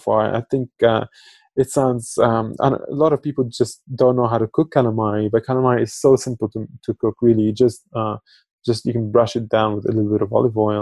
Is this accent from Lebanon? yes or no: yes; Lebanon; now in Australia; I grew up in Lebanon